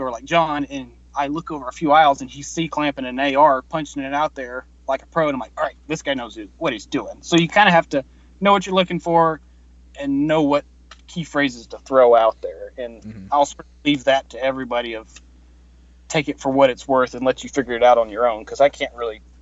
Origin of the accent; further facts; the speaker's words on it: New York, United States; Um, I'm actually from New York and I work for an insurance